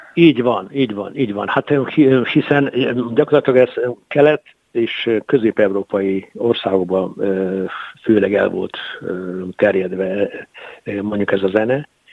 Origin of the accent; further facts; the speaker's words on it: Mukachevo, Zakarpattia Oblast, Ukraine; moved away as an adult; now in Hungary; én munkácshoz születtem ezerkilencszáznegyvenhatban